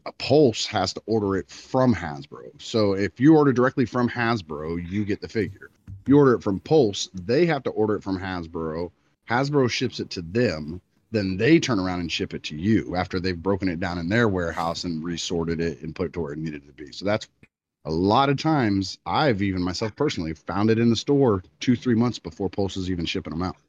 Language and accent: English; Florida, United States; I'm from Florida